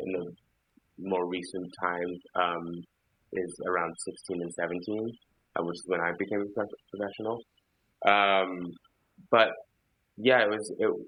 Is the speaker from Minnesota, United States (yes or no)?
no; Philadelphia, Pennsylvania, United States; when I was growing up in Philadelphia